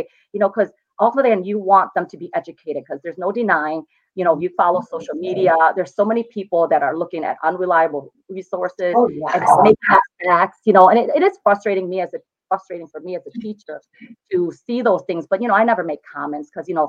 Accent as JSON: {"language": "English", "town": "Joliet", "region": "Illinois", "country": "United States", "tie": "born or raised there", "said": "I live in Joliet. I didn't really stray far from it. This is my hometown"}